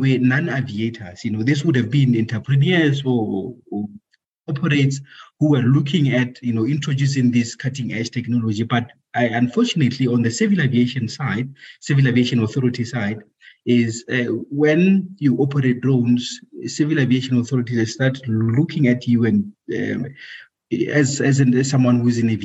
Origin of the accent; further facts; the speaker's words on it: Free State, South Africa; moved away as an adult; also born or lived in Pretoria; I was born and bred in Free State, a province called Free State. That's where I grew up